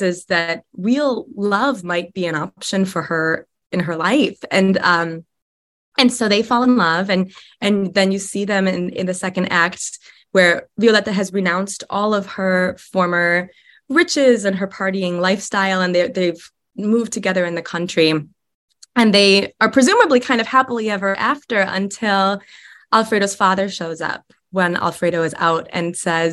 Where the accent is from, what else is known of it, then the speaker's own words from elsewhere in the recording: Chicago, Illinois, United States; also born or lived in upstate New York; now in Nebraska, United States; I moved here directly from upstate New York, but I'm from the Chicagoland area originally.